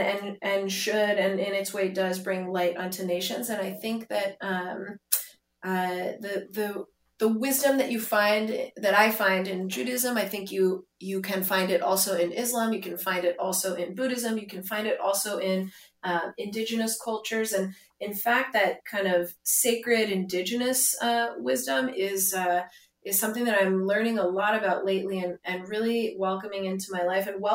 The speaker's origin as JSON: {"language": "English", "area": "Silicon Valley", "region": "California", "country": "United States", "tie": "born or raised there", "moved": "yes", "lives_now": "Tel Aviv, Israel", "said": "I grew up in Silicon Valley, also a great place, obviously, to live and to grow up"}